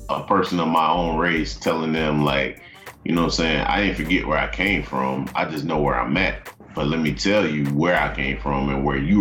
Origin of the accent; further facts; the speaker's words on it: the South, United States; being from the South